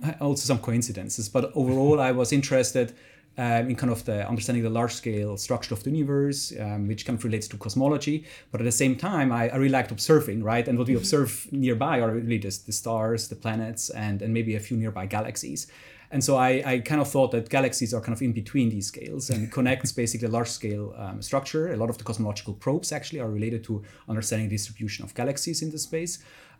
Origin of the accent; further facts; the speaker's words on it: Zurich, Switzerland; English is a second language; close to Zurich, in the countryside of Zurich. And so, yeah, that's where basically I started this passion and this dream.